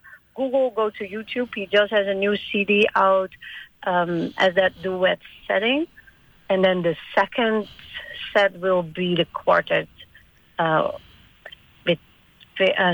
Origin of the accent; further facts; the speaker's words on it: Netherlands; moved away as an adult; also born or lived in Virgin Islands; I'm from the Netherlands